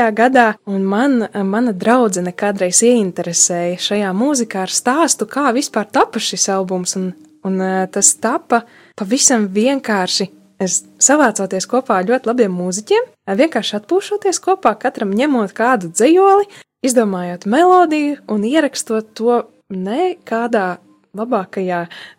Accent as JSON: {"language": "Latvian", "town": "Subate", "region": "Augšdaugava Municipality", "country": "Latvia", "tie": "born or raised there", "said": "manā dzimtajā pilsētā, dzimtajā pusē, Subatē"}